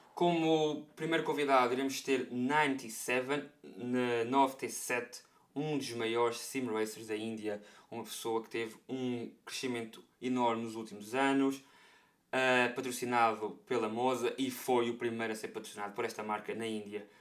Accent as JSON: {"language": "Portuguese", "country": "Portugal", "said": "comunidade portuguesa, não é? De onde eu venho"}